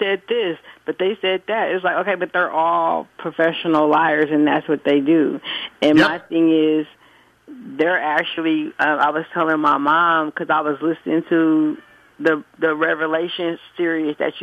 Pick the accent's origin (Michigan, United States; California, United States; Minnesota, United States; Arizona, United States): California, United States; San Francisco; I was born and raised in San Francisco